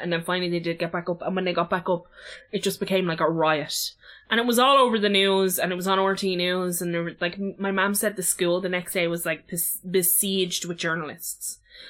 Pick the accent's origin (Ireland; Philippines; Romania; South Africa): Ireland; Dublin, Leinster; I've lived in this house for like 15, 16 years. I'm from Ballyfermot.